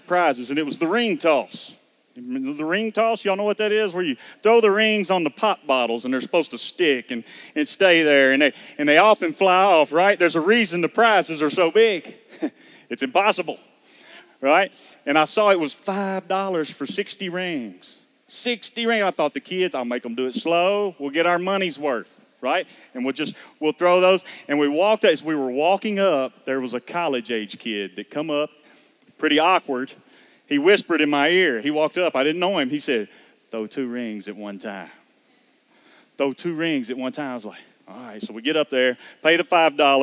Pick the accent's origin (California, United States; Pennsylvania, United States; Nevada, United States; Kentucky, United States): Kentucky, United States; Georgetown; we're from Georgetown, Kentucky. I'm a maintenance man there in the local school system